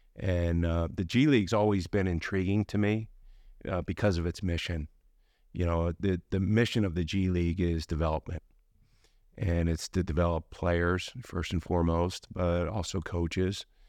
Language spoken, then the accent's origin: English; Baltimore, Maryland, United States; moved away as an adult; also born or lived in Milwaukee, Wisconsin / Park City, Utah; now in Salt Lake City, United States; I grew up in Baltimore, um, right between B W I and Baltimore City